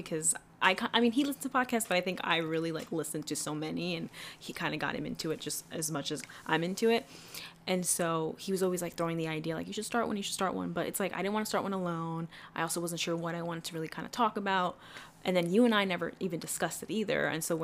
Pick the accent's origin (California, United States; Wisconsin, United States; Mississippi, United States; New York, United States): New York, United States; New York City; moved away as an adult; now in Jersey City, United States; I'm 100% Ecuadorian. I grew up in Washington Heights in New York